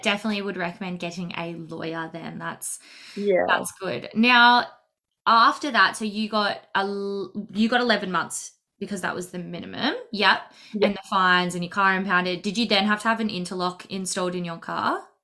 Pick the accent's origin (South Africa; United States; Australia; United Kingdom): Australia; Melbourne, Victoria; I'm from Melbourne, Victoria, in Australia